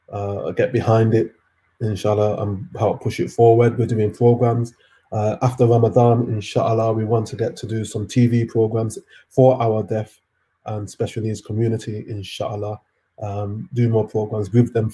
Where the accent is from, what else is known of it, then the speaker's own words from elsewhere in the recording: Jamaica; I'm Jamaican